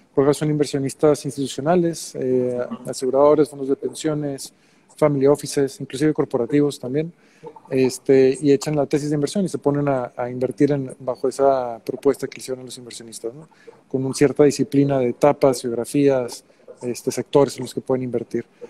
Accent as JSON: {"language": "Spanish", "town": "Monterrey", "region": "Nuevo León", "country": "Mexico", "also_born_or_lived": "Mexico City / New York", "said": "yo soy de Monterrey originalmente"}